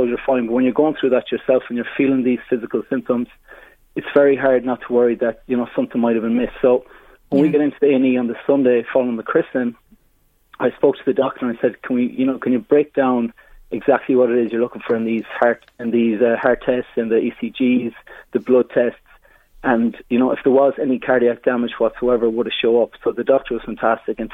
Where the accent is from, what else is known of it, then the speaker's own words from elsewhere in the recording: Mayo, Connacht, Ireland; moved away; I'm from Mayo originally